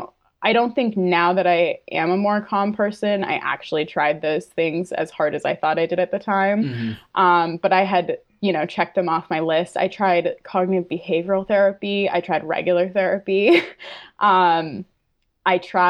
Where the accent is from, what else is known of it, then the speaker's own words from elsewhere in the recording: Fryeburg, Maine, United States; also born or lived in New Hampshire; I grew up in the Whites of New Hampshire. Technically, I lived in Maine